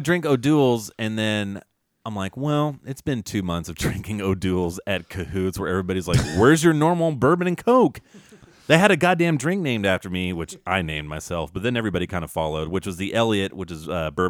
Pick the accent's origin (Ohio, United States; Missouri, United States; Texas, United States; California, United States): California, United States; us Cali boys